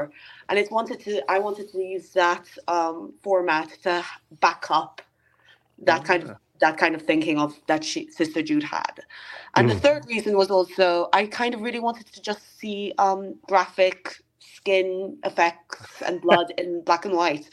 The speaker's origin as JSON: {"language": "English", "country": "Malta", "tie": "born or raised there", "moved": "as an adult", "lives_now": "United Kingdom", "said": "I'm from Malta, from my very foreign sounding surname. And we are an extremely Roman Catholic country. And when I emigrated to the UK"}